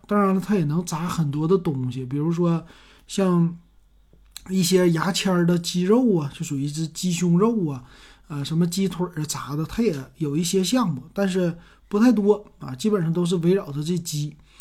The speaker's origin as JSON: {"language": "Chinese", "town": "Shenyang", "region": "Liaoning", "country": "China", "said": "咱们沈阳人"}